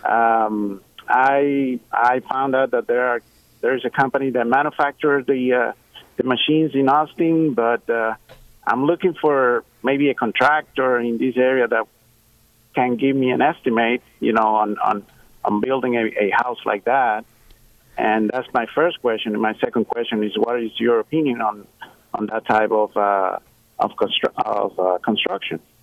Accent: Puerto Rico; moved away; I'm originally from Puerto Rico, and over there we everything is uh, concrete

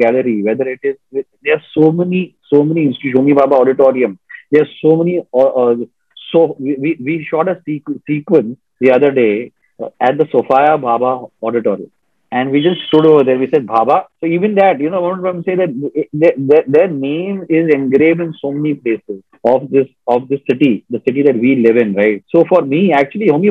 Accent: Mumbai, Maharashtra, India; we all came from Green Lawns High School.

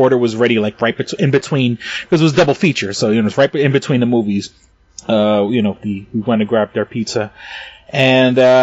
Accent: New York City, New York, United States; I come from New York City and I used to work in retail

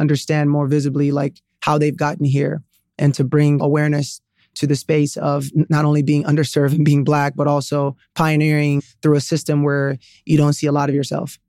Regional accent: Sierra Leone; moved away; also born or lived in Atlanta, United States; I was born in Sierra Leone, West Africa.

